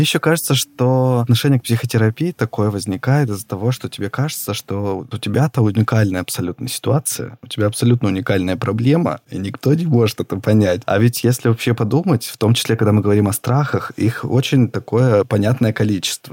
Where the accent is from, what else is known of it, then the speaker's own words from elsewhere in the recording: Yekaterinburg, Sverdlovsk Oblast, Russia; мы не из Москвы и не из Петербурга, мы из Екатеринбурга